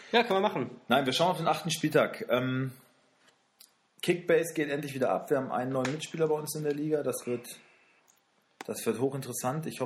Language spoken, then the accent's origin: German; Wolfsburg, Lower Saxony, Germany; wir kommen, wir kommen ja aus Wolfsburg